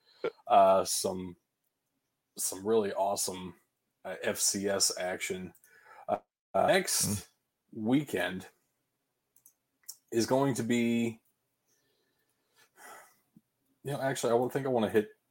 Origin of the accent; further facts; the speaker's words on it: Ohio, United States; Ashland, which was about 35 minutes away from where I grew up in Ohio